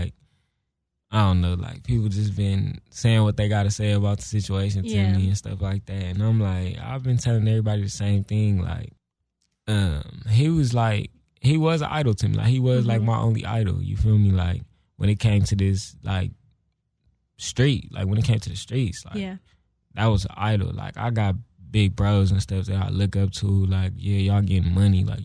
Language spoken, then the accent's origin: English; Compton, California, United States; I'm from Compton